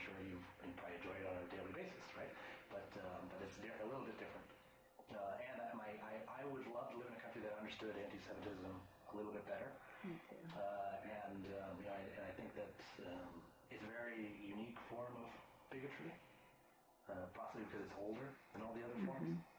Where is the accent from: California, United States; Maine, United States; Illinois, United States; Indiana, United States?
Maine, United States; now in Washington, D.C., United States; whenever I think of home, I think of Maine